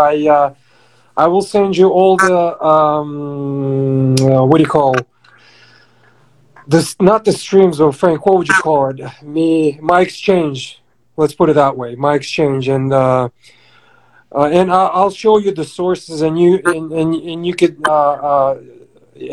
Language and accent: English; Russia; now in United States; I came from Russia originally in 98